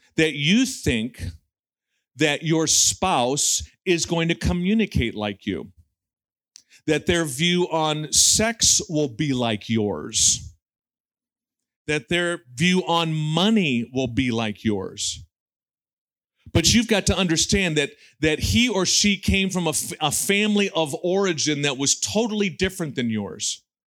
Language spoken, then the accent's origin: English; United States; we have as American evangelicals